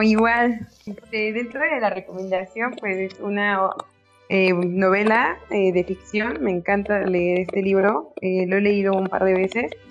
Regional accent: Mexico City, Mexico; de la ciudad

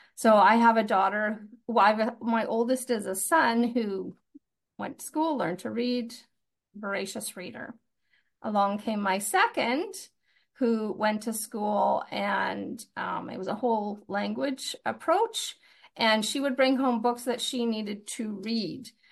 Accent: Fort St. John, British Columbia, Canada; moved away as an adult; also born or lived in Winnipeg / Comox Valley; I, I grew up in Fort Saint John, which is, uh, in the north.

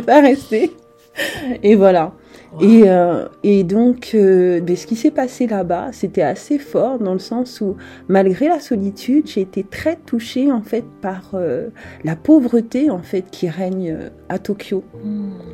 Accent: France; also born or lived in Republic of the Congo / Japan; je suis euh, française et je vis, euh, en fait, je suis en France depuis mes trois ans. mes parents sont originaires en fait du Congo Brazzaville

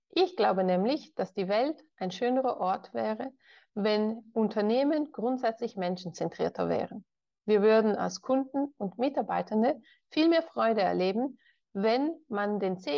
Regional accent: Ticino, Switzerland; Geboren und aufgewachsen bin ich im Tessin. Das ist der südlichste Zipfel der Schweiz, wo man Italienisch spricht.

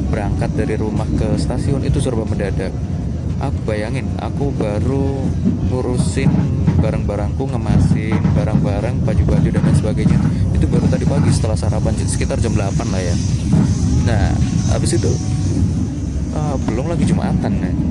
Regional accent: Malang, East Java, Indonesia; ya karena aku orang Malang ya jadi naik kereta dulu ke Jogjanya

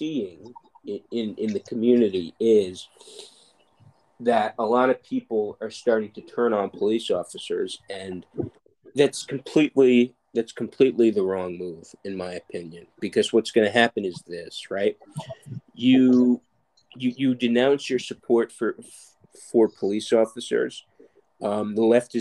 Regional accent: New York City, New York, United States; I grew up in New York

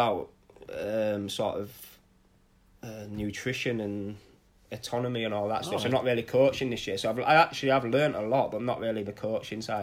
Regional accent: Scarborough, Yorkshire and the Humber, United Kingdom; captaining my hometown club

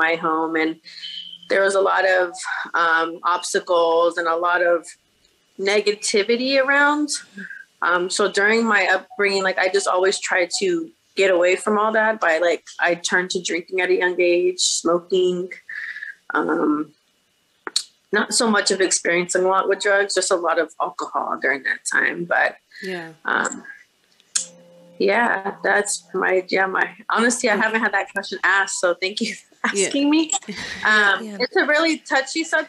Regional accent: Bakersfield, California, United States; I was born and raised in Bakersfield, California, which is probably about 2 hours out from

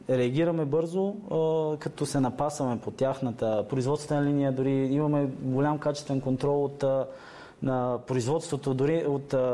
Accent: Bulgaria; Така, ние, ние сме българи, както казах.

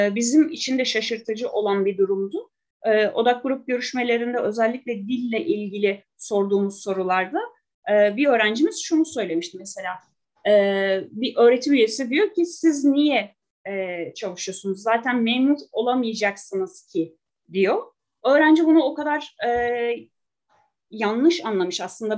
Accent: Kütahya, Turkey; now in Şanlıurfa, Turkey; Ben e, Kütahya'da doğdum. E, yıllardır Urfa'da yaşıyorum. Ben de bir göçmenim.

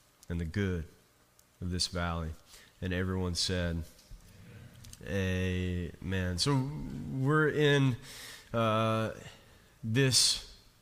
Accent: Jenkins, Kentucky, United States; when I was a kid, I grew up on the Virginia state line and in coal mining country

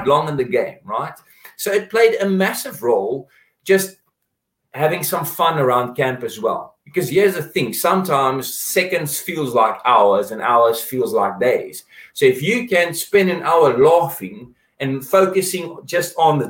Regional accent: South Africa; we're South African

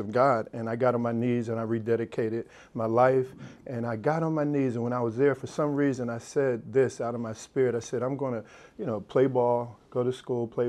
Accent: New Jersey, United States; I grew up in New Jersey, playing all sports.

